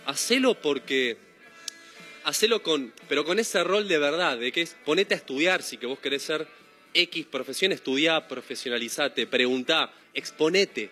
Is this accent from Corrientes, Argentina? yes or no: no; Ituzaingó, Buenos Aires Province, Argentina; moved away as an adult; also born or lived in Haedo / Ramos Mejía / Morón; now in Mar del Plata, Argentina; soy nací en Aedo, toda mi vida viví en el oeste, en Ituzaingó más que nada. Sí. En Ramos Mejía, Morón, toda la zona conurbano